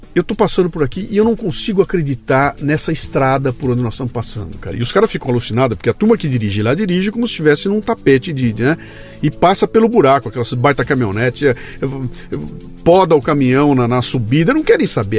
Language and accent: Portuguese; Brazil; eu, eu, eu que sou brasileiro